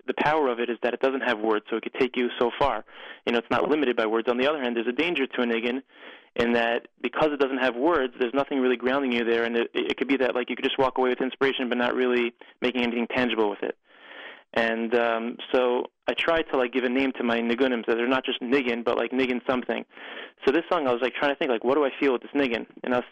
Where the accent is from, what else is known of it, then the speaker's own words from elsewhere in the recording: United States; moved away as an adult; now in Israel; I'm an American living in Eretz Yisrael